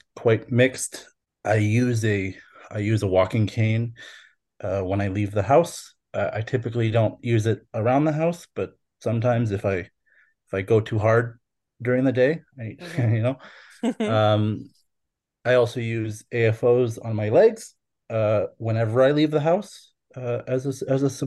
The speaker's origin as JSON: {"language": "English", "town": "Fort McMurray", "region": "Alberta", "country": "Canada", "tie": "born or raised there", "also_born_or_lived": "Calgary (Mohkinstsis)", "moved": "yes", "lives_now": "Calgary, Canada", "said": "I was born and raised in Treaty 8 territory in Fort McMurray, Alberta, and Fort McKay"}